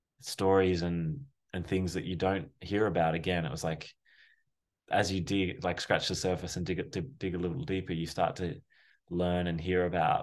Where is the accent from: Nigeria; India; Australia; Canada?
Australia; as you can probably tell and hear, I'm Australian, but we met in New York, through a mutual friend.